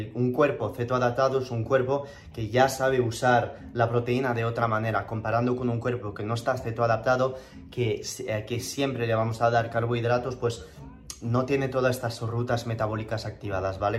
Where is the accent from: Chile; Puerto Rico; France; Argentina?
France; Toulouse, Occitania; accent: French; moved away as an adult; also born or lived in Madrid; now in San Francisco, United States; yo nací en Toulouse, en el sur de Francia, y pasé 19 años ahí en mi vida y, me vine a Madrid eh, en el 2011 mm, eh, y hablo español con el acento francés